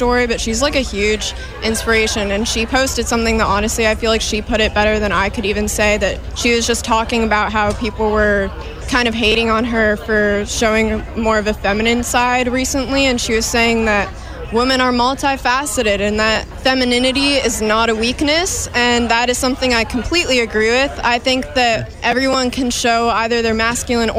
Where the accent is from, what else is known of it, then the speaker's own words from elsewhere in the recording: Ohio, United States; moved away as an adult; now in Boston, United States; we're both from Ohio. And then we came here to Boston together